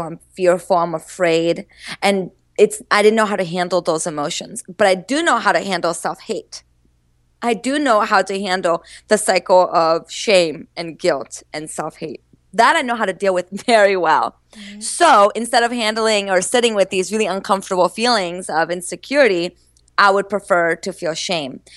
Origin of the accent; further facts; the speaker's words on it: Maryland, United States; moved away as an adult; also born or lived in Brazil / Boston; I was growing up in Maryland.